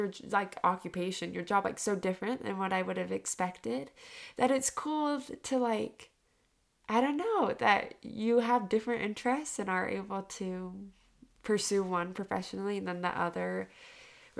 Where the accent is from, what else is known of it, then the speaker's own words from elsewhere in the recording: Utah, United States; I grew up in Utah, which is like very predominantly white